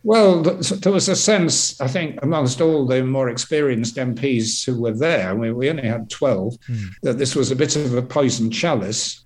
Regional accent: York, Yorkshire and the Humber, United Kingdom; now in Twickenham, United Kingdom; York, which is my hometown

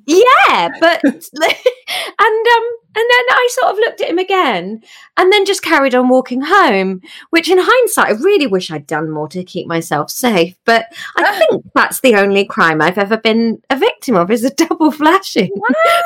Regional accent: village near Taunton, Somerset, South West England, United Kingdom; I am from a little village in Somerset

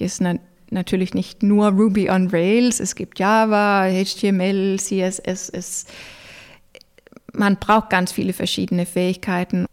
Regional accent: Denmark; German is a second language; also born or lived in Norway; now in Germany; ich als Däne habe Rechte und Möglichkeiten in Deutschland

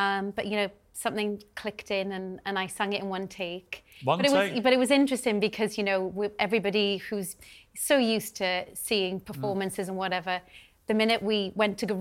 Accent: Wales, United Kingdom; where I grew up in Wales

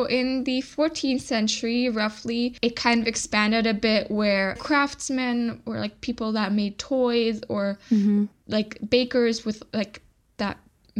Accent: China; I mean, growing up in China, at some point, the expat community did start a Christmas market there as well.

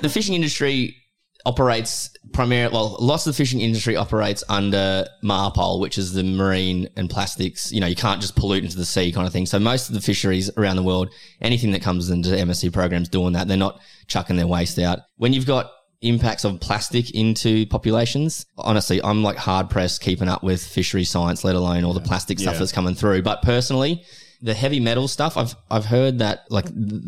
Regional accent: Australia; as an Australian

